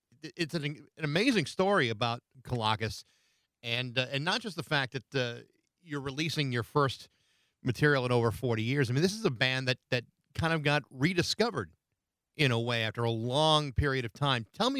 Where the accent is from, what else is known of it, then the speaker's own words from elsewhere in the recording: Rehoboth, Massachusetts, United States; I grew up in Rehoboth, which is near Taunton and Attleboro, that area.